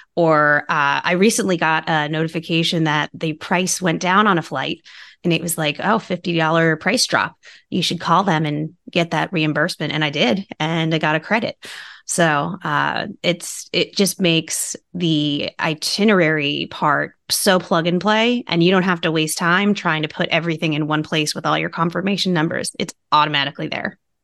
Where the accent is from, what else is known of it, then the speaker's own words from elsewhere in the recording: Long Island, New York, United States; I'm from New York. I grew up on Long Island